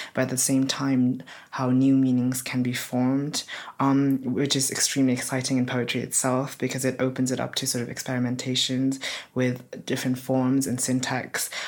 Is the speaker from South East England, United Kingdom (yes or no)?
yes; Oxford, South East England, United Kingdom; also born or lived in Nepal; I'm originally from Nepal, um, but I grew up in Oxford